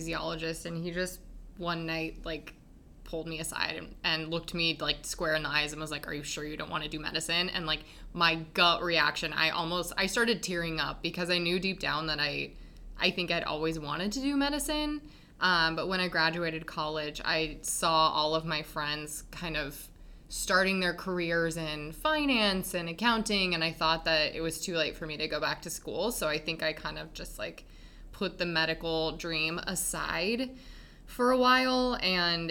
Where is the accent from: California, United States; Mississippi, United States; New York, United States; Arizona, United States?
Arizona, United States; Tucson; moved away as an adult; also born or lived in Spokane, Washington; I'm from Tucson, Arizona